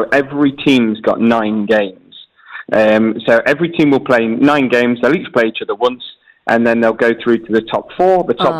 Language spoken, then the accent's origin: English; England, United Kingdom; moved away; I'm always proud to be English.